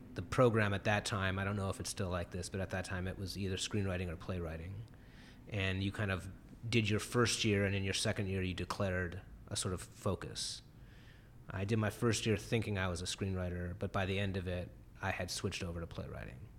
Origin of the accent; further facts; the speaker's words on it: Cleveland, Ohio, United States; in the area of Cleveland I grew up, the Heights